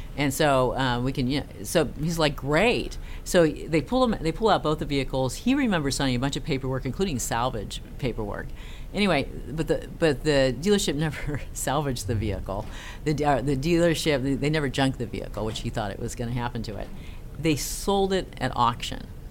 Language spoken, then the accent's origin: English; Castro Valley, California, United States; also born or lived in Norway; I was born in the San Francisco Bay Area in a town called Castro Valley